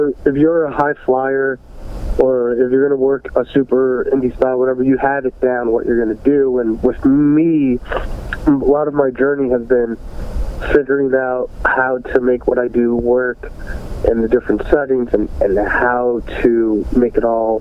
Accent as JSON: {"language": "English", "region": "New Jersey", "country": "United States", "tie": "born or raised there", "also_born_or_lived": "New York City, New York, United States", "said": "I lived there until I was up in third grade. And then I moved to New Jersey, North Jersey. But I'm still pretty close to that area"}